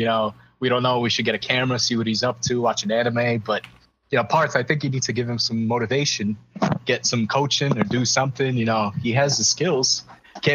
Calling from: New York City, New York, United States; I'm calling from Brooklyn.

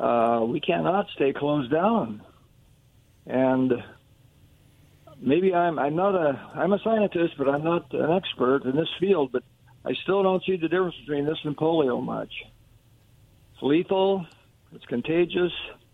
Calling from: Kennewick, Washington, United States; chiming in from Kennewick.

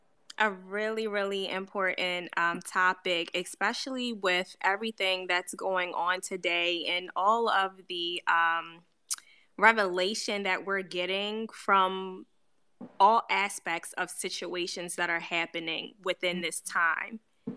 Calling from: Baltimore, Maryland, United States; No, I'm in Baltimore.

